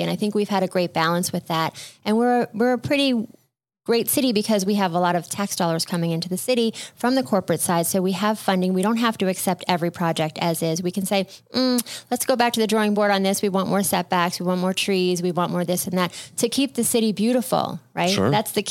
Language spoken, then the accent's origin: English; New York, United States; now in Boca Raton, United States; as a New Yorker